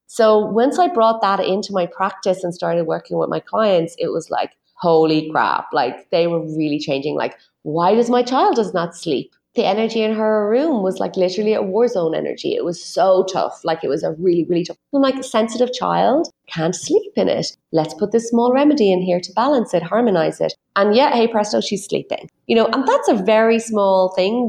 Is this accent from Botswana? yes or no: no; Ireland; my own background as an Irish person